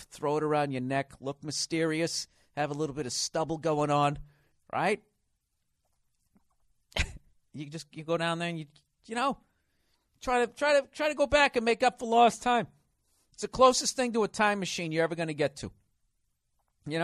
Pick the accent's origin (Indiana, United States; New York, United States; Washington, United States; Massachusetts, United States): Massachusetts, United States; Boston; I said, I'm from Boston. I go, yeah, I hate the Lakers, right?